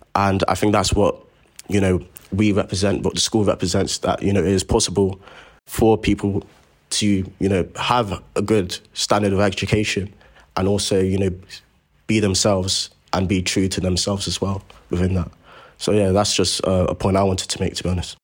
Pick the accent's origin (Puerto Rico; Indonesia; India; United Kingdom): United Kingdom; Croydon, London; I'm from Croydon myself